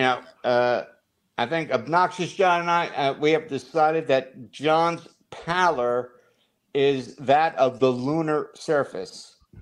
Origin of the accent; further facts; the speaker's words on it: New Jersey, United States; We are from New Jersey